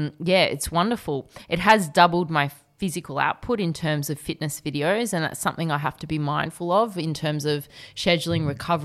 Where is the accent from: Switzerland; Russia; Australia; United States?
Australia; I'm Aussie as well.